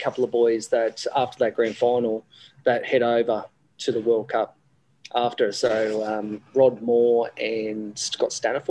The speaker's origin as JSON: {"language": "English", "town": "Sydney", "region": "New South Wales", "country": "Australia", "tie": "born or raised there", "said": "I grew up in Sydney."}